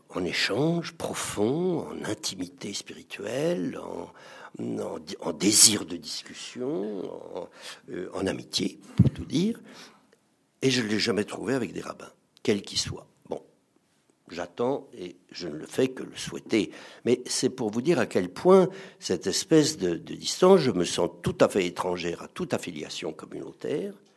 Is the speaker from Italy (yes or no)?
no; France